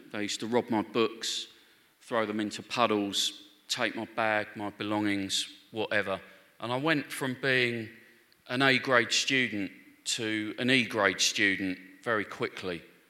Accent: London, United Kingdom; I grew up in Northwest London. My family were Catholic, so I went to church from a very early age

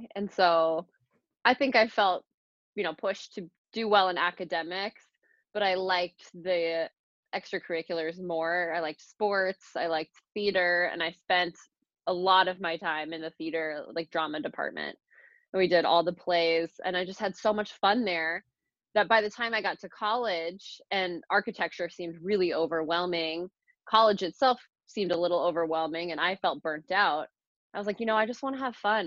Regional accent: Phoenix, Arizona, United States; also born or lived in Boston; I'm a native. I was born in Phoenix. I grew up here

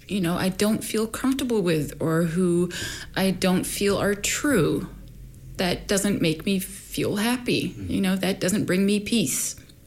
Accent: Sweden; born there; also born or lived in Egypt; My parents are Egyptian. I was born in Sweden.

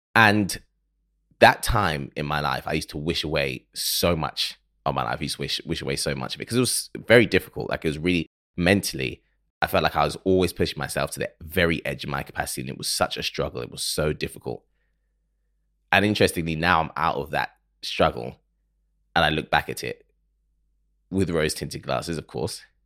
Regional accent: Ghana; I am from Ghana. I'm Ghanaian, so we say Happy New Year until June

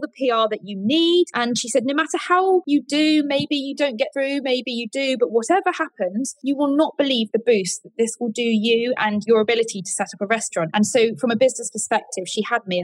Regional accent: Colyton, South West England, United Kingdom; also born or lived in London; now in Lyme Regis, United Kingdom; I grew up in Devon, and I went to school in a place called Colleton

